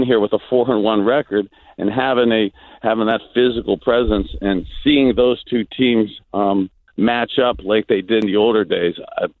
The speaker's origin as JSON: {"language": "English", "town": "Youngstown", "region": "Ohio", "country": "United States", "tie": "born or raised there", "said": "growing up in Youngstown"}